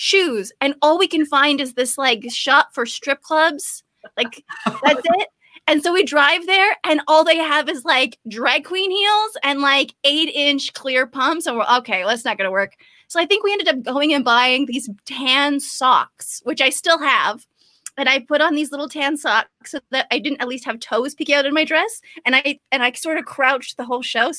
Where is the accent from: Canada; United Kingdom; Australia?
Canada; I'm super Canadian